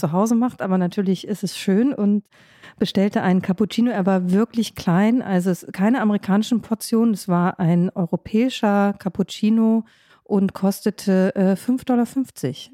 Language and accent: German; Germany; also born or lived in Washington; in meine Heimat, also zu meinen Eltern, das ist im Grunde ob ich fünf Stunden Auto fahre in Deutschland